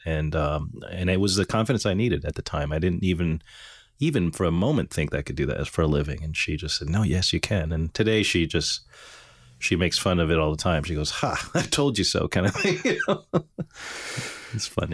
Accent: Montreal, Quebec, Canada; growing up in Montreal, it was, it's an enthusiast community, actually

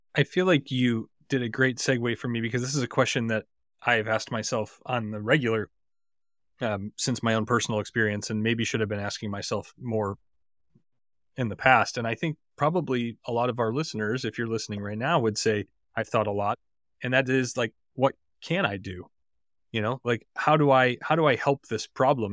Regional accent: Highland Park, Illinois, United States; my hometown in Highland Park

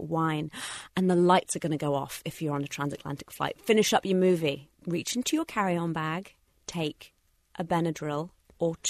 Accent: England, United Kingdom; moved away; I am a citizen of the United Kingdom, and once or twice a year, I fly back to see my family, who still live in England

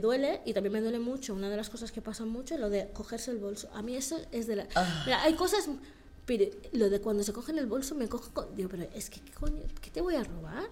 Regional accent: Barcelona, Catalonia, Spain; yo nací aquí en Barcelona. Bueno, nací en Barcelona por la gente que nos vea de fuera, o sea, en Barcelona. Y me adoptaron al acabar de nacer, una familia blanca. Entonces yo nací aquí, tuve una infancia buena.

